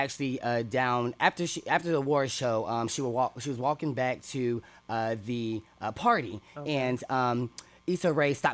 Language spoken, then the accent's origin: English; North Carolina, United States; We're from North Carolina